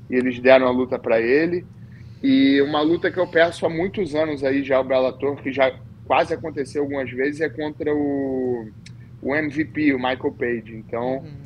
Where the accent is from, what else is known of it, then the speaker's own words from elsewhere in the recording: Rio de Janeiro, Brazil; now in United States; de preferência na Barra da Tijuca, que foi onde eu fui. Tá, onde eu nasci fui criado.